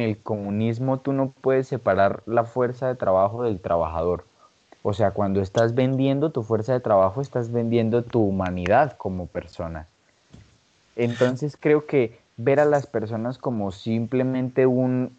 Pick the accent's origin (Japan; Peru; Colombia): Colombia